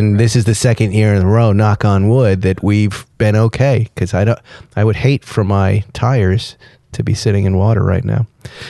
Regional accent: East Coast, United States; now in California, United States; I grew up on the East Coast.

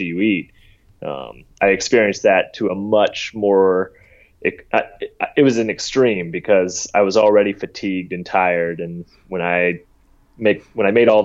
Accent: the South, United States; I grew up in the South

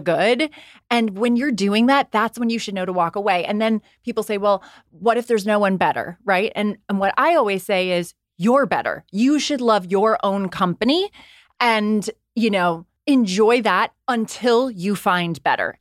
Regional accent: Ireland; I also was raised by Irish Catholic parents. I'm from Ireland

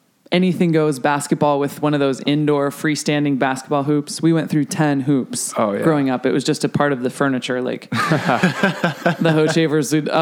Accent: Colorado, United States; I'm from Colorado. I, you know, like my old club in South Denver has a 3-court indoor sand facility

